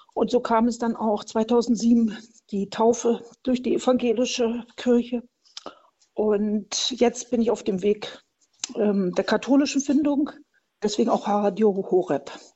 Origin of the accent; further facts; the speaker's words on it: East Germany, Germany; also born or lived in Cottbus; weil ich auch nicht kirchlich groß geworden bin im DDR-Umfeld